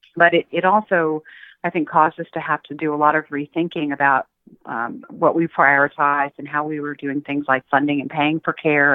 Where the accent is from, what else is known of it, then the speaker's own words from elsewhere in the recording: Austin, Texas, United States; I grew up in Austin, Texas, in a poor neighborhood